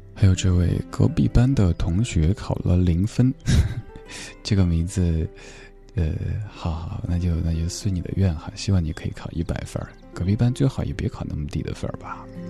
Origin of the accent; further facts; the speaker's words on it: Chengdu, Sichuan, China; moved away; 我的家乡也在成都，好久没有回成都了，挺想念的